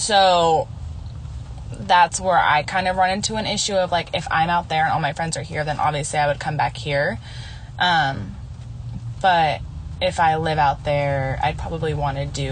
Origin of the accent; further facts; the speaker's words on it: West Coast, United States; I grew up on the West Coast